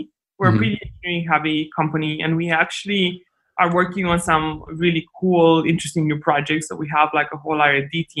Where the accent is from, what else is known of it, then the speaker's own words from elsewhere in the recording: Romania; English is a second language; moved away as an adult; now in United States; I grew up very poor in Romania, and I think I had a lot of chips on my shoulder and a lot of insecurities coming to the States, being an immigrant